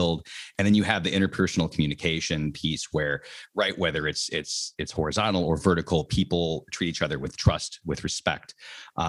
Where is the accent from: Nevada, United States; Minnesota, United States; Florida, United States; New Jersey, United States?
Minnesota, United States; Minneapolis; moved away as an adult; also born or lived in Miami; born and raised in Minneapolis, Minnesota, up in the cold, cold north